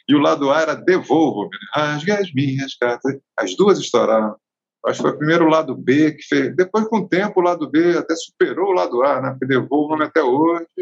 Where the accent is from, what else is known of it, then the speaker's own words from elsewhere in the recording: Rio de Janeiro, Brazil; moved away as an adult; now in Natal, Brazil; fui para o Rio com quatro anos de idade. Fui criado no Rio, aprendi a falar e ler, tudo ali